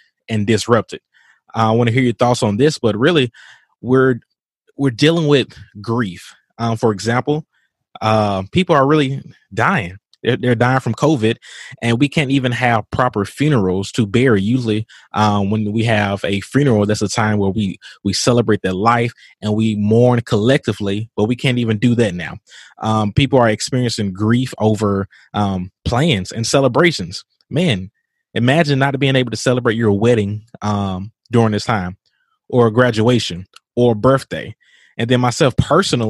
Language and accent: English; Mississippi, United States; from my home state